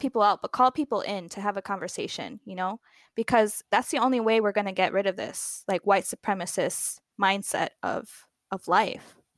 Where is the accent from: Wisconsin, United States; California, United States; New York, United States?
Wisconsin, United States; Milwaukee; also born or lived in Spain; growing up in Milwaukee